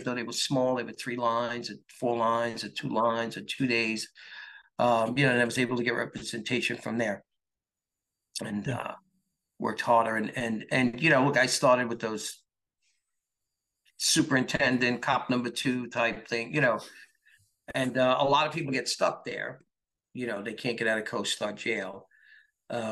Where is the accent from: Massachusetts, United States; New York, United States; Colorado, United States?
New York, United States; I'm a New York guy